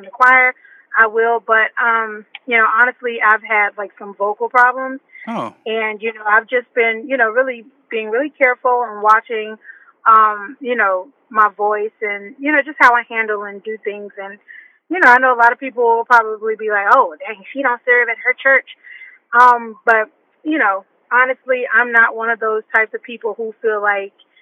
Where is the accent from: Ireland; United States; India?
United States; Shreveport, Louisiana; now in Atlanta, United States; I'm from Shreveport, Louisiana, but I now reside in Atlanta, Georgia